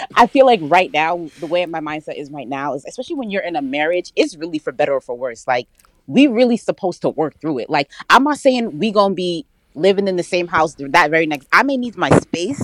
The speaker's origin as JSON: {"language": "English", "region": "New Jersey", "country": "United States", "also_born_or_lived": "New York", "said": "I'm from Jersey. Spent a lot of time in New York though, but I'm from North Jersey"}